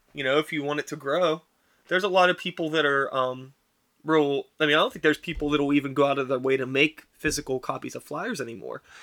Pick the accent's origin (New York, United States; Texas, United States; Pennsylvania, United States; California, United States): Pennsylvania, United States; Wilkinsburg; I grew up in Wilkinsburg, right, and when I was growing up in the early '90s